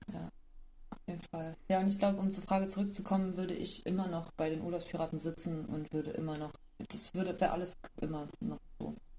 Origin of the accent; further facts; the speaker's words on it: Germany; Ich war halt ein Deutsche